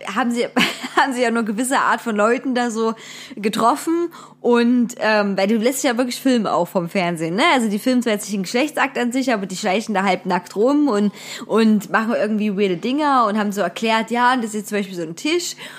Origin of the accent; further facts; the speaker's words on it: Wilkau-Haßlau, Saxony, Germany; Wilke Haslau, Tor des Erzgebirges, bin ich zur Schule gegangen.